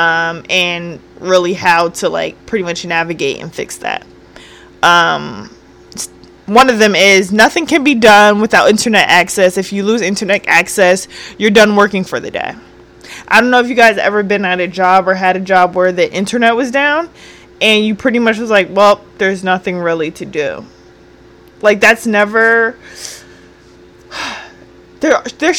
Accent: New Jersey, United States; moved away; I'm not from the area I live in, you know? So I'm from Jersey, so it's very different

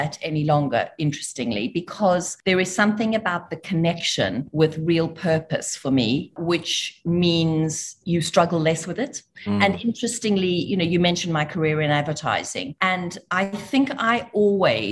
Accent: South Africa; moved away; I grew up in South Africa. I am South African by birth

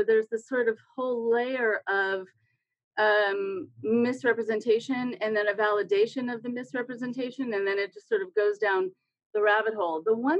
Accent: California, United States; because I'm a Californian, and California has its own problems.

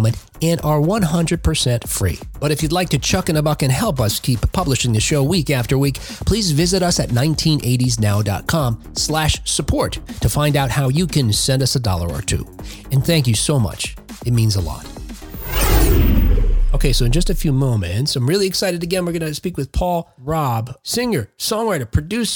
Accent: Jersey City, New Jersey, United States; I grew up in Jersey City, New Jersey, right outside of, you know, New York

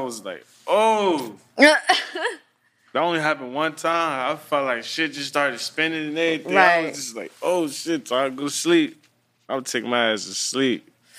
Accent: New Jersey, United States; also born or lived in Florida; I was from Jersey, then I went to Florida, I think, and then went back to Jersey.

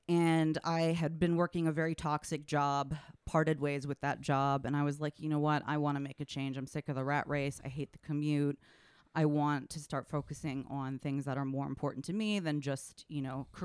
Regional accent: Washington, District of Columbia, United States; I grew up in Washington, D.C., and I was at the grocery store with my mom.

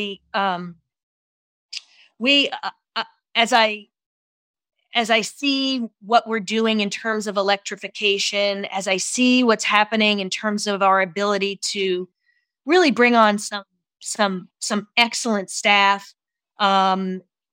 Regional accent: East Coast, United States; moved away as an adult; also born or lived in New York; now in San Francisco, United States; I'm originally from the East Coast

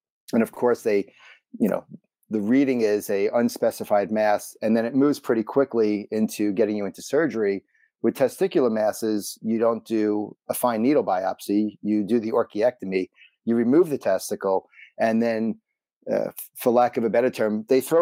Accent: New York City, New York, United States; growing up in Brooklyn

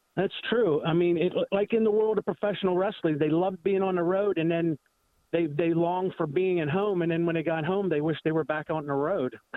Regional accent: Pittsburgh, Pennsylvania, United States; I'm from the Pittsburgh area.

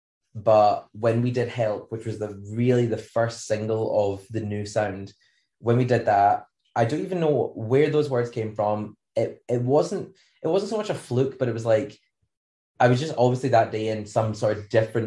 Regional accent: Scotland, United Kingdom; we have beaches, but they're freezing cold

